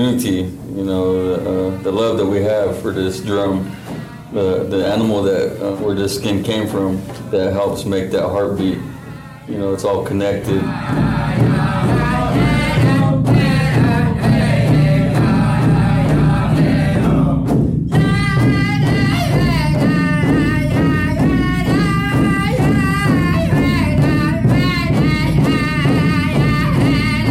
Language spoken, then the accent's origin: English; Southern Oregon, United States; Cherokee. From Southern Oregon